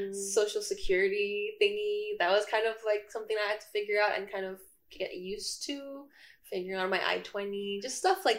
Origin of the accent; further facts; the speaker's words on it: Jakarta, Indonesia; moved away as an adult; now in East Lansing, United States; So I come from Indonesia. I come from Jakarta specifically. So I was born and raised in Jakarta. So I'm like an international student here.